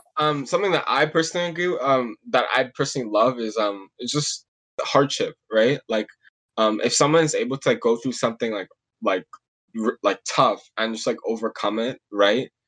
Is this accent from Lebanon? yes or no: no; Mississauga, Ontario, Canada; I'm from Mississauga